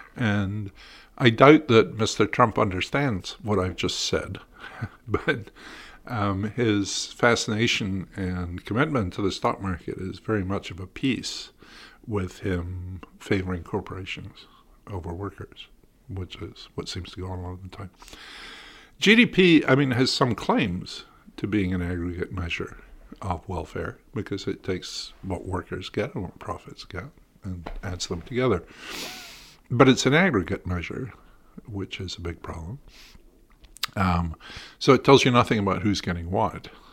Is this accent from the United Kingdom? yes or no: yes; United Kingdom; moved away as an adult; now in United States; I grew up in Britain until, you know, the mid-eighties